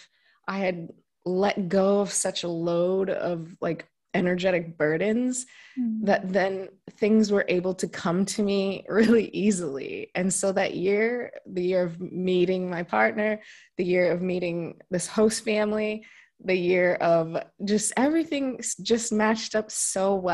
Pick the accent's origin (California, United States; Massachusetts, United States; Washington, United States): Washington, United States; moved away as an adult; also born or lived in South Korea; now in Italy; So I'm from the U.S. I'm from the West Coast, Washington State.